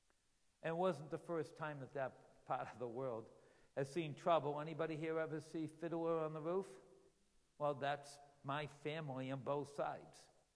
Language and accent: English; Israel; now in United States; Because you know where my home country is? It's Israel. So I'm a foreign, so now, yeah, you've met a foreign missionary here in the United States, you know?